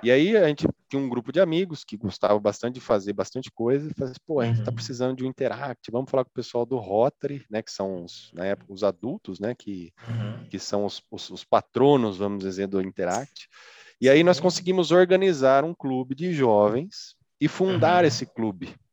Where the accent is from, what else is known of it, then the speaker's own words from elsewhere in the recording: Araras, São Paulo, Brazil; nasci aqui em Araras, né, no interior de São Paulo